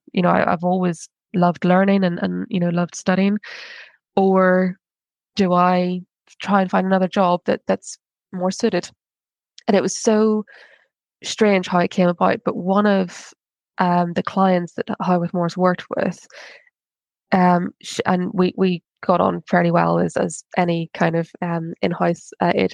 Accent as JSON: {"language": "English", "country": "Ireland", "said": "I'm Irish"}